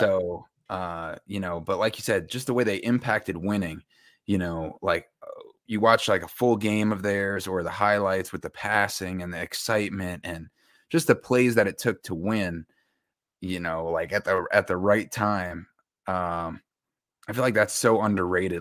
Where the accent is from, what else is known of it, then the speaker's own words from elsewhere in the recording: Westchester County, New York, United States; I grew up in Austin and New York in, uh, Westchester County, about forty-five minutes to an hour north of the city